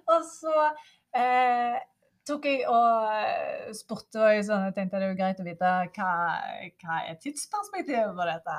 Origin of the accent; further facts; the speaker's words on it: Norway; som nordmann, så er en utrolig privilegert